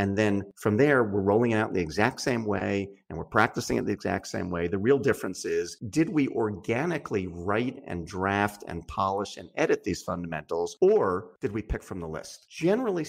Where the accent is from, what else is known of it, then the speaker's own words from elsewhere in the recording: Philadelphia, Pennsylvania, United States; I come from the Philadelphia area